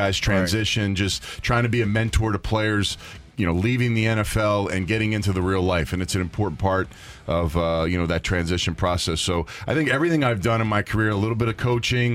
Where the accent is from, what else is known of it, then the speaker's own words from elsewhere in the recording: Philadelphia, Pennsylvania, United States; I'm from Philadelphia, born and raised